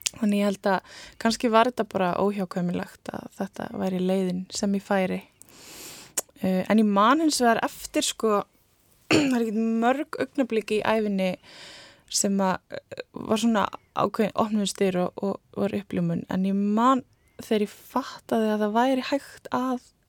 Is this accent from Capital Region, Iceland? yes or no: no; Hólar, Rangárvellir, Southern Region, Iceland; ég er frá Hólum og Rangólum sem er næst öfsti heklubærin